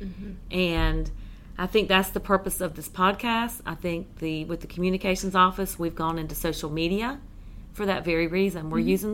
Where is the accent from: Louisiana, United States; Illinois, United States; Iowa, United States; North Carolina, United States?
North Carolina, United States; Cumberland County; I'm from Cumberland County